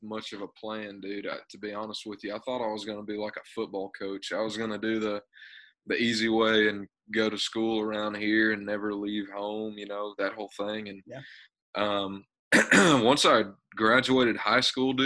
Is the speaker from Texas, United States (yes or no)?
yes; Texas, United States; moved away as an adult; now in Nashville, United States; working a bunch of odd jobs in Texas and playing around my hometown